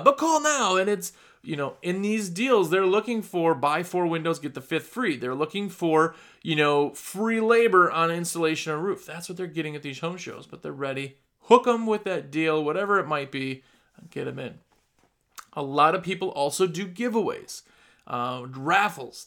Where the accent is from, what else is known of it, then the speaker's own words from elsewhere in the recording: Midwest, United States; accent: Midwestern; now in North Carolina, United States; That's my Midwestern accent.